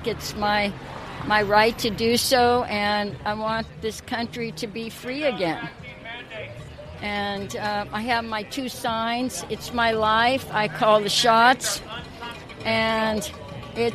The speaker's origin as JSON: {"language": "English", "town": "Oakland", "region": "California", "country": "United States", "tie": "born or raised there", "said": "I live in Oakland. I grew up in Oakland"}